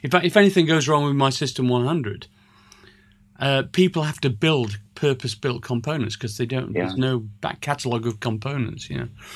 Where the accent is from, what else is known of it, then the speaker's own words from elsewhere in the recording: Sheffield, Yorkshire and the Humber, United Kingdom; my hometown, Sheffield.